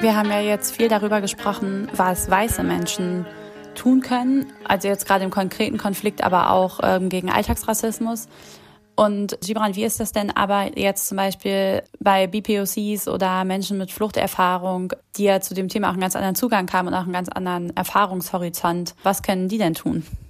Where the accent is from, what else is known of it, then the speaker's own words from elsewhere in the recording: Brandenburg, Germany; Ich komme ja aus Brandenburg